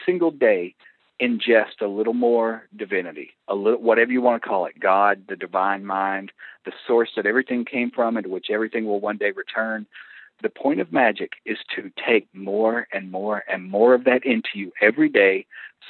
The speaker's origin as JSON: {"language": "English", "region": "the Bible Belt", "country": "United States", "tie": "born or raised there", "said": "where I grew up in the Bible Belt"}